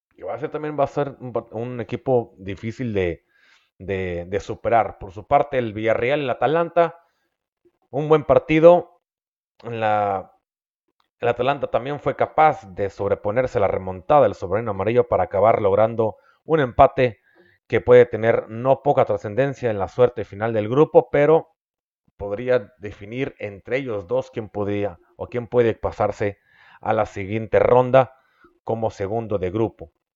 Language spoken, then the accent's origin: Spanish; Mexico; also born or lived in Mexicali, Baja California; los que somos mexicanos